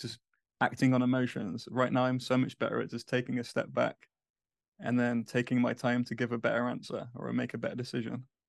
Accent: England, United Kingdom; moved away as an adult; now in United States; as a English person in the U S

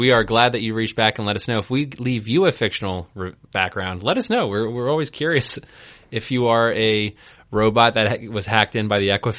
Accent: New Zealand; But I am actually from New Zealand.

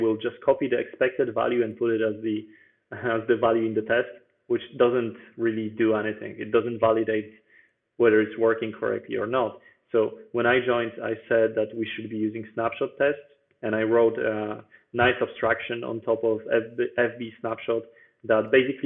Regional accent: Bydgoszcz, Kuyavian-Pomeranian Voivodeship, Poland; now in Warsaw, Poland; So I was born in Poland and in Bydgoszcz, actually, which is a different city that I live in right now, because right now I'm in the capital.

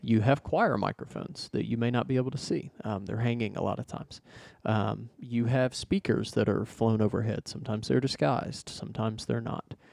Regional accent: Arkansas, United States; moved away as an adult; I'm from Arkansas originally. Uh, I lived there for thirty-something years.

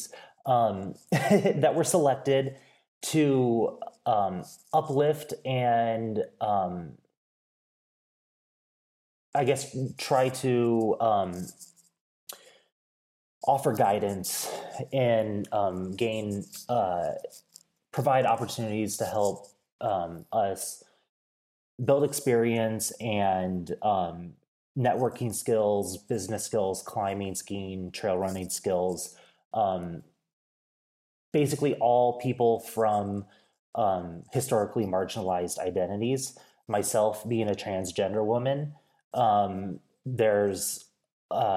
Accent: rural Northeast Kansas, United States; moved away as an adult; also born or lived in Peoria, Illinois; now in Bozeman, United States; I born and raised in Peoria, Illinois, and grew up in rural Northeast Kansas

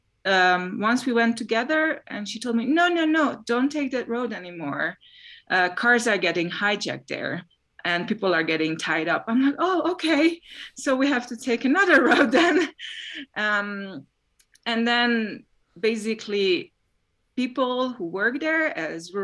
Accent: Hungary; now in Ecuador; I am a science journalist and documentary filmmaker based in Ecuador, but I'm originally from Hungary.

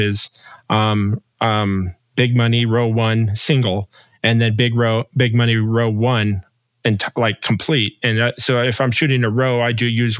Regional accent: Las Vegas, Nevada, United States; I'm born and raised in Vegas, so I am a true Vegas native. I've lived here my whole life

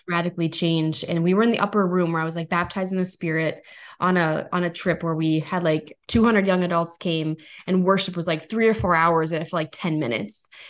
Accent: North Dakota, United States; I'm from North Dakota

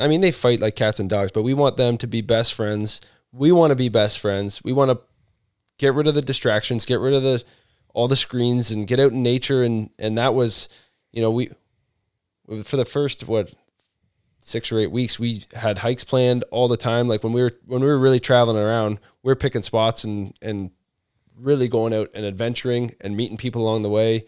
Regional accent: Canada; moved away; also born or lived in London, Ontario; I'm from Canada

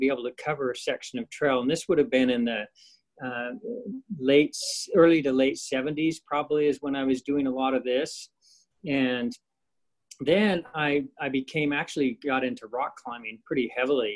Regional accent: Idaho, United States; I grew up in Idaho, on the Idaho side of the Tetons

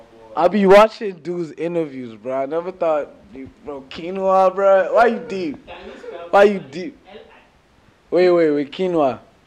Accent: Nigeria; also born or lived in London; now in Atlanta, United States; I'm coming from Nigeria / London to Atlanta. That's America.

